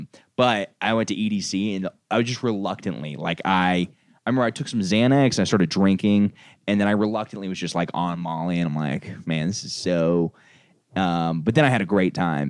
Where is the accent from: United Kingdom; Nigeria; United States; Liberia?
United States; Orlando, Florida; also born or lived in Tallahassee; I'm from Orlando